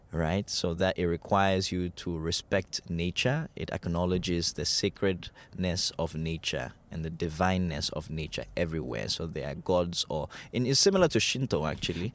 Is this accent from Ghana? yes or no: yes; Ghana; we grew up in Ghana